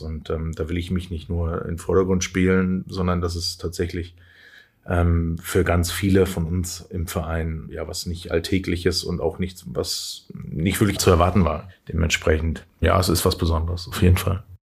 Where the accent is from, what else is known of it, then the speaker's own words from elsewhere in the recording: Schwerin, Mecklenburg-Vorpommern, Germany; also born or lived in Flensburg; now in Hamburg, Germany; bin ich im Osten groß geworden